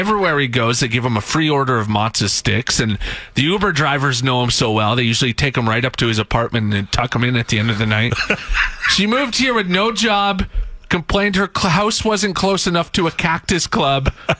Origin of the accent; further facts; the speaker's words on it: Saskatchewan, Canada; now in Alberta, Canada; Growing up in Saskatchewan